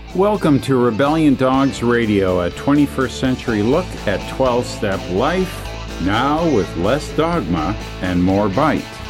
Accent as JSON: {"language": "English", "country": "Canada", "said": "being a Canadian"}